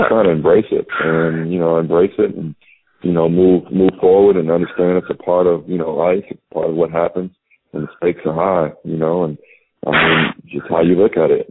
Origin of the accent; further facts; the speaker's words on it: Illinois, United States; being from Illinois